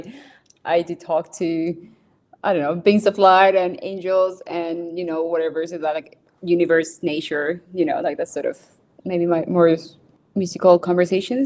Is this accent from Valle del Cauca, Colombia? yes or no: no; Bogotá, Colombia; I was born in Bogota, Colombia. So that's the city, the capital city of Colombia. I grew up, so that's right in the mountains